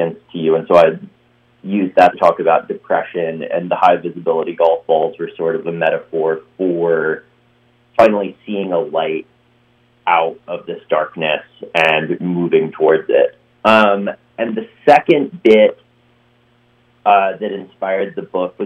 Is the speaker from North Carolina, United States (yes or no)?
yes; Western North Carolina, United States; moved away as an adult; also born or lived in New York / Los Angeles; I grew up playing golf, and I'm from Western North Carolina